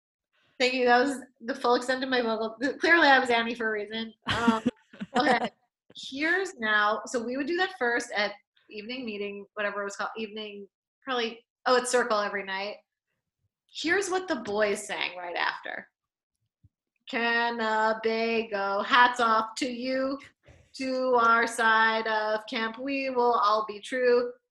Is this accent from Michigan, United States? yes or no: no; Florida, United States; I'm from Florida. We have gators here.